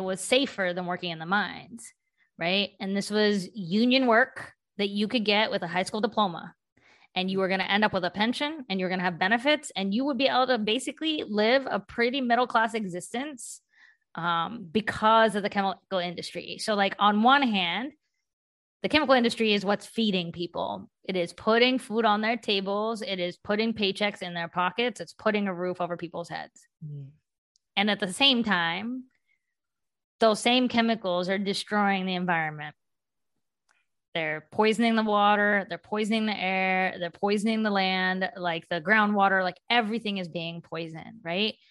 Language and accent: English; West Virginia, United States; now in Boston, United States; I grew up in West Virginia. I'm Indian.